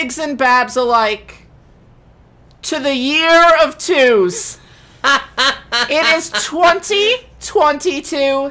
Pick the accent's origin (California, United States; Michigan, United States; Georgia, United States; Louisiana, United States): Michigan, United States; I was born and raised in Michigan